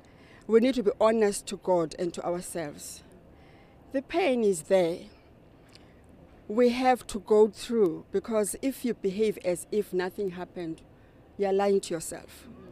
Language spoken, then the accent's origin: English; East London, Eastern Cape, South Africa; from South Africa. I'm from the Eastern Cape, East London.